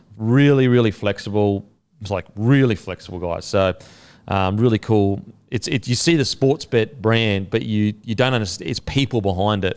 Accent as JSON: {"language": "English", "region": "Queensland", "country": "Australia", "said": "as a Queenslander"}